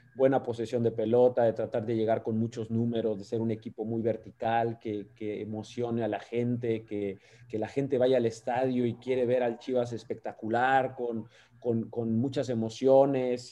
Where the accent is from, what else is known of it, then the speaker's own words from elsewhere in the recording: Mexico; moved away as an adult; now in United States; siendo técnico mexicano